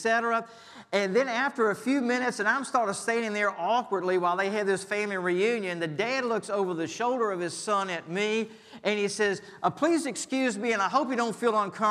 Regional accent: Richmond, Virginia, United States; my hometown was Richmond

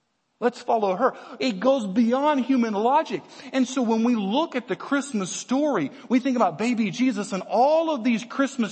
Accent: Virginia, United States; we're from Virginia

